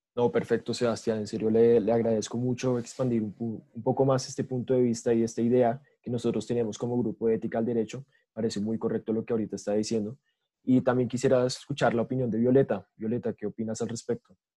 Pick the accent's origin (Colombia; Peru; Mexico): Colombia